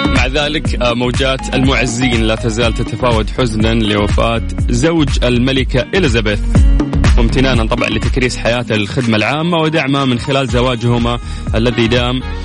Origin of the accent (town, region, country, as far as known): Saudi Arabia